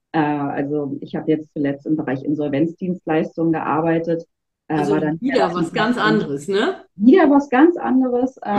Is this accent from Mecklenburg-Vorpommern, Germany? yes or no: yes; Wismar, Mecklenburg-Vorpommern, Germany; moved away as an adult; now in Rostock, Germany; Aber ich bin tatsächlich 2007 aus Wismar hier nach Rostock gekommen und äh, ja auch nie wieder gegangen, was soll ich sagen.